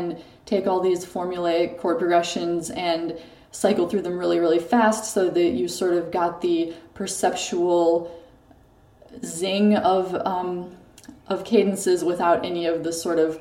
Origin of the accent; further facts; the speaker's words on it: Waseca, Minnesota, United States; also born or lived in Chicago, Illinois; now in Paris, France; grew up in Waseca, Minnesota